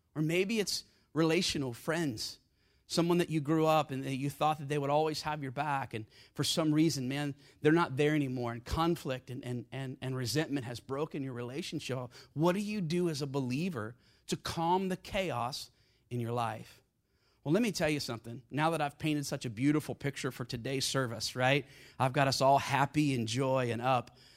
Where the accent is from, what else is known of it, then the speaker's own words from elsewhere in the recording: South Carolina, United States; I grew up in South Carolina with a gun in my hand and a hymn book in the other hand